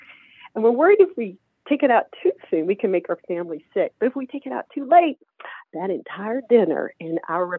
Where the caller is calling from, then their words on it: Las Cruces, New Mexico, United States; I'm calling from Las Cruces, New Mexico.